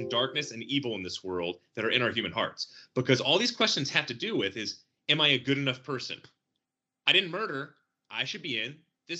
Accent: Connecticut, United States; I'm from Connecticut

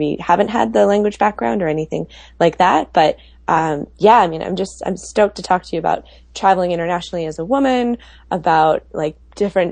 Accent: Milwaukee, Wisconsin, United States; moved away; I am originally from Milwaukee

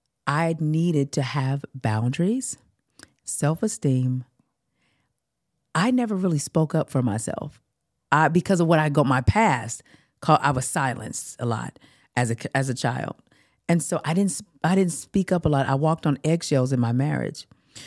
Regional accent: California, United States; And I'm like, oh no, I'm from California, honey.

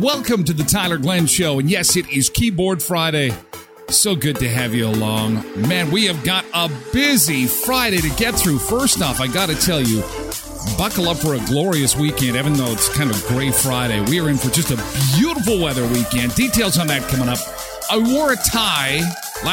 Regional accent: Erickson, Manitoba, Canada; moved away; My hometown where I grew up, Erickson, Manitoba, the Nordic Inn.

